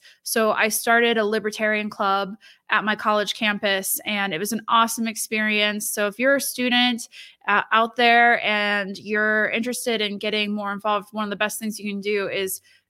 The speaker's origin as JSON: {"language": "English", "town": "Lima", "region": "Ohio", "country": "United States", "tie": "born or raised there", "said": "So I was born and raised in Northwestern Ohio, which is not too far from where you live."}